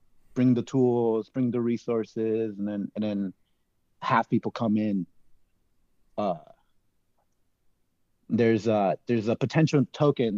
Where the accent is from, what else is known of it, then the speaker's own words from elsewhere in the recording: Los Angeles, California, United States; I grew up in Los Angeles